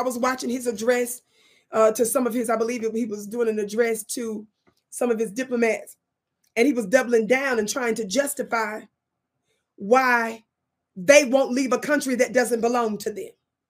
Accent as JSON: {"language": "English", "region": "Mississippi", "country": "United States", "tie": "born or raised there", "moved": "yes", "said": "I'm from Mississippi. I live in the Wild Wild West in the United States now, but I was born and raised in Mississippi."}